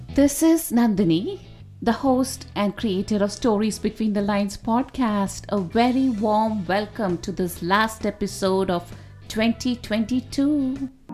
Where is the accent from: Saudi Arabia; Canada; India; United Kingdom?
India; growing up in India